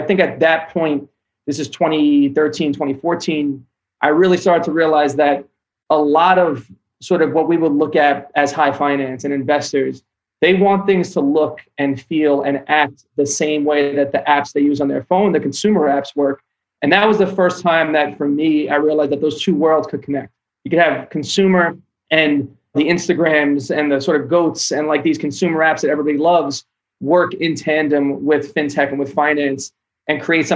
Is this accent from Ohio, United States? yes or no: no; New York City, New York, United States; also born or lived in Philadelphia; I grew up in Brooklyn